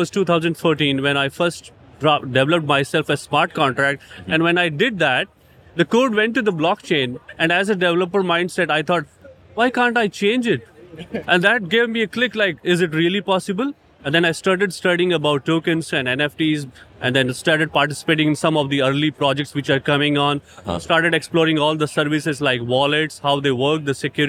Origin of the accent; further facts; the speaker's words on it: India; India, I'm from India